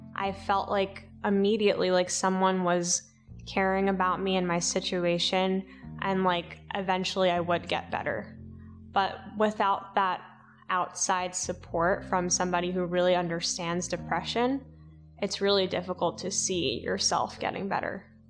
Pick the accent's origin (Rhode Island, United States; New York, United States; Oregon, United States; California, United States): New York, United States; New York City; I grew up in Staten Island, New York, my parents are first generation immigrants.